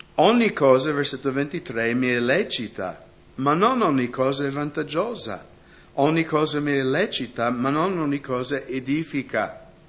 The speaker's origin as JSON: {"language": "Italian", "country": "United States", "moved": "yes", "lives_now": "Italy", "said": "io vengo dagli Stati Uniti"}